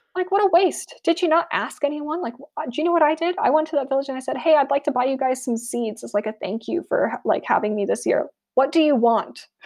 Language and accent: English; United States; moved away as an adult; now in United Kingdom; I am American, so my, a lot of my personal cultural references are gonna come from America, despite the fact that I've been living in the U K for a while now